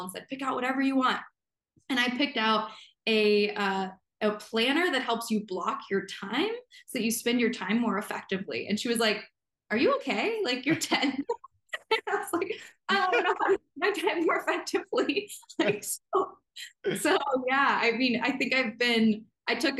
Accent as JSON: {"language": "English", "region": "central Illinois", "country": "United States", "tie": "born or raised there", "moved": "yes", "lives_now": "Montana, United States", "said": "I grew up in Illinois. So that's kind of where my roots are. My family's there still. It's central"}